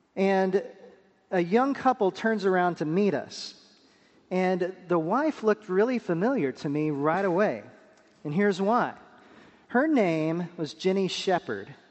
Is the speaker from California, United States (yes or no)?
no; Pampa, Texas, United States; moved away as an adult; also born or lived in Wake Forest, North Carolina / Durham, North Carolina; now in North Carolina, United States; I'm from the small West Texas town of Pampa, Texas